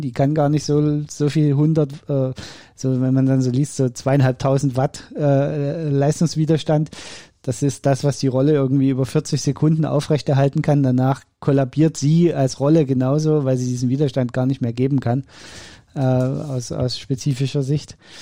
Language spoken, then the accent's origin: German; East Germany, Germany; Ich bin Ossi. Bei uns gab es nur Fasching